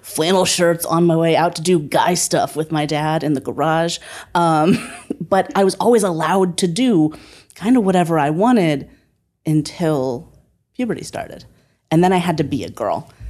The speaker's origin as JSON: {"language": "English", "region": "Northeast Ohio", "country": "United States", "tie": "born or raised there", "also_born_or_lived": "Berkeley", "moved": "as an adult", "said": "I moved from Northeast Ohio, where I had lived my whole life, to Berkeley"}